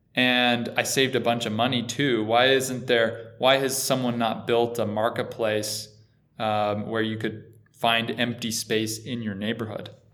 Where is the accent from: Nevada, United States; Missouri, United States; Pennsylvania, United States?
Nevada, United States; Boulder City; moved away; I'm from a little tiny town outside of Vegas called Boulder City. It's right by the Hoover Dam. It's about five minutes from Lake Mead, so so just grew up doing a lot of boating